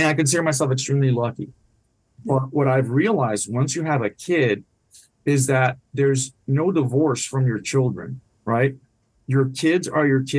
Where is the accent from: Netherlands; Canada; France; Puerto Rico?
Puerto Rico; first language Spanish; English is a second language; also born or lived in Washington, D.C.; now in Jacksonville, United States; My first language is Spanish. I grew up in Puerto Rico.